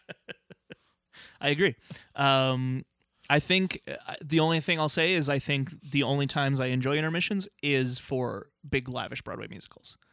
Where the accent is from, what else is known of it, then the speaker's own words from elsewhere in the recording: Canada; as a Canadian, there's certain things in our culture that I'm like, "I don't like that stuff," and I know I should 'cause I'm Canadian